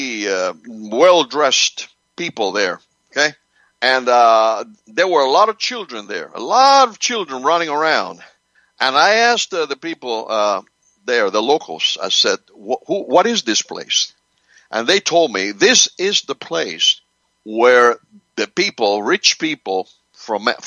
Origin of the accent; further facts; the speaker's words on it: Cuba; also born or lived in Spain; now in United States; I was born in Cuba. I came to this country in 1963